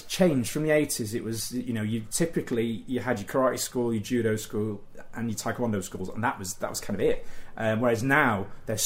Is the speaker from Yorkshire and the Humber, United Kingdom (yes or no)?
yes; Doncaster, Yorkshire and the Humber, United Kingdom; I grew up in Doncaster, and it was sort of the late 1980s